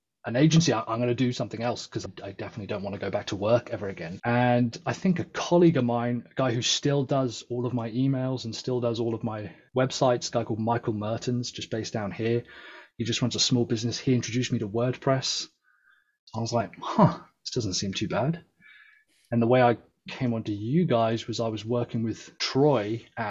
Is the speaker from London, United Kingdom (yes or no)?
yes; London, United Kingdom; now in South West England, United Kingdom; I was born in London, but I'm the first in my family to have been born in the UK